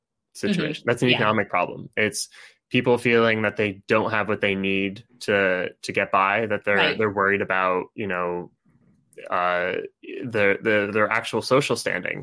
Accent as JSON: {"language": "English", "region": "Connecticut", "country": "United States", "moved": "yes", "said": "I'm from Connecticut. I don't live in Connecticut right now"}